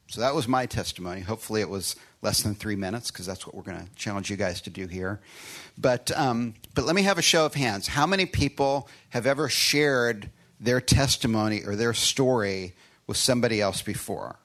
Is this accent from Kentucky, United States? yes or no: no; Chicago, Illinois, United States; born or raised there; moved away; also born or lived in Austin, Texas